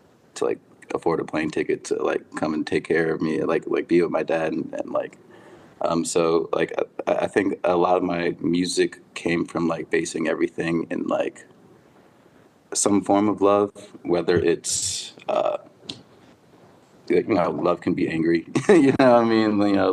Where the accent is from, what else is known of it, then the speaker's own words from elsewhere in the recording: Maryland, United States; also born or lived in Atlanta; On my father's side, we're Jamaican and Cuban. My mother's side, we're Trinidadian and Native American. I was born in Atlanta. We moved over a bunch of places to settled in Maryland when I was around 10.